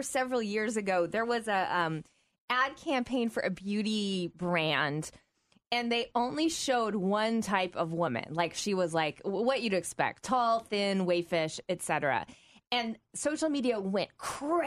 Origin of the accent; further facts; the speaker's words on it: the South, United States; now in Midwest, United States; I grew up in the South